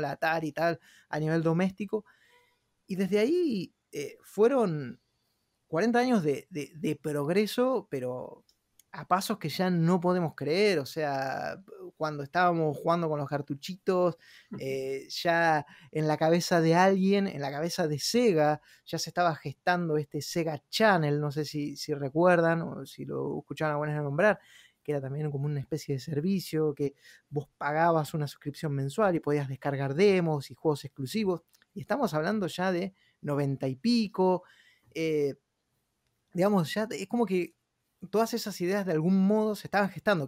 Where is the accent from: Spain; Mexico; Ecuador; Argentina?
Argentina; moved away; soy un argentino que vivo en otra parte del mundo